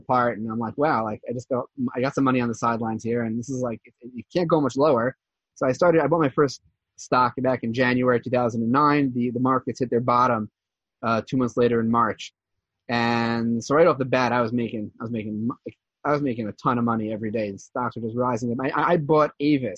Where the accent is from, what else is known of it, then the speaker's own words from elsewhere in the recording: New Jersey, United States; moved away as an adult; also born or lived in New York; now in Givat Zev, Israel; I was born and raised in New Jersey. And I lived there for the first 18 years.